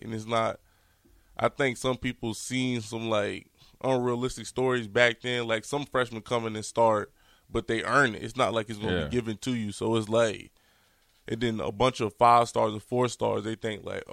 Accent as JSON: {"language": "English", "region": "Virginia", "country": "United States", "tie": "born or raised there", "said": "growing up in Virginia, I'm from, like, the 757 area"}